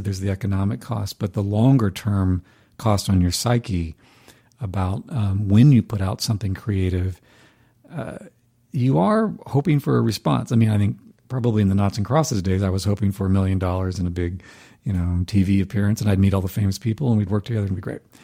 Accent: North Carolina, United States; moved away as an adult; also born or lived in Boston; I knew from high school when we grew up in North Carolina, different parts of the state

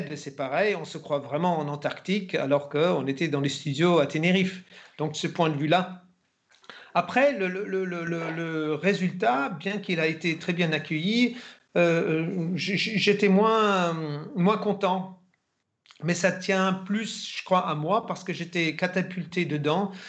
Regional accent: Germany; moved away; also born or lived in France / Spain / Italy / England; en Allemagne en tant qu'Allemand

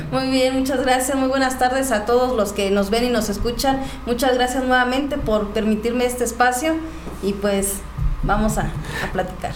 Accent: Huimilpan, Querétaro, Mexico; soy de Huimilpan, soy originaria de Huimilpan

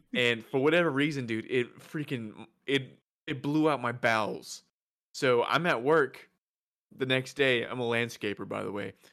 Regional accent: the South, United States; we're from the South, so we have Whataburger here

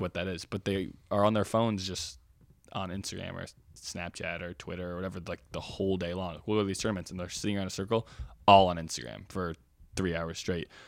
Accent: Oregon, United States; I have, like, a lot of pride in being from Oregon

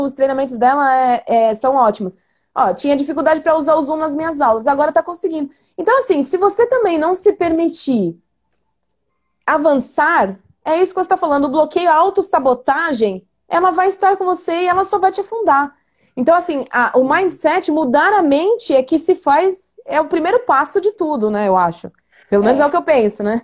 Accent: Suzano, São Paulo, Brazil; nasci em sítio, lá em Suzano, quando Suzano era uma cidade pequena ainda

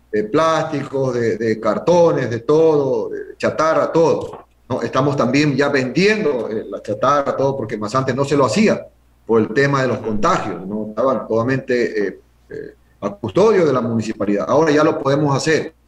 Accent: San Cristóbal, Galápagos, Ecuador; quiero a mi tierra, quiero a mi pueblo

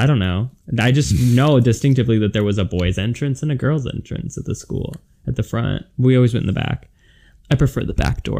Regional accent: Milford, Ohio, United States; now in Los Angeles, United States; where I grew up in Milford, Ohio

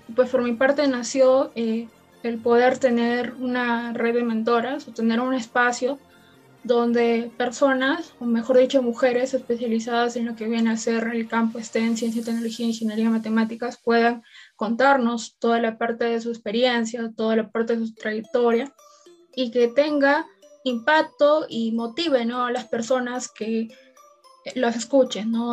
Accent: La Libertad, Peru; soy de La Libertad

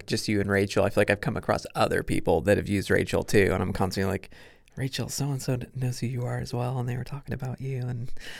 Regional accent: Kokomo, Indiana, United States; also born or lived in New York / Missouri / Alaska; I grew up in Kokomo, so north of Westfield. I'm a military brat, so we moved around a lot when I was born in New York, and then we moved to Missouri, and then Alaska, and then moved to Indiana, and then to Kokomo.

